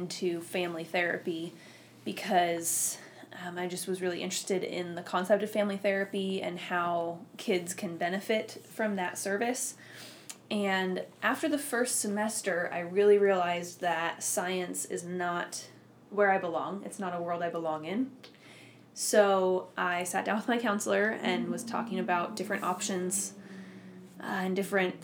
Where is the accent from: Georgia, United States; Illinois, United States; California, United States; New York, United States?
California, United States; Orange County; I grew up down here in California in Orange County